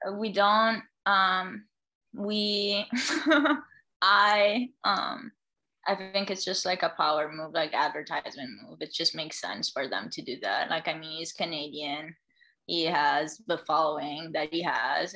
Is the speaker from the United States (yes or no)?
no; Italy; me being the Italian girl that I am